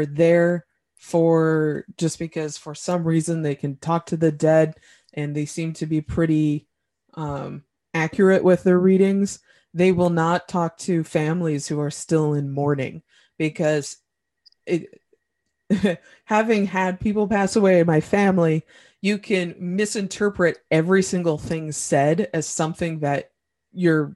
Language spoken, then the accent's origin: English; Indiana, United States; I'm from Indiana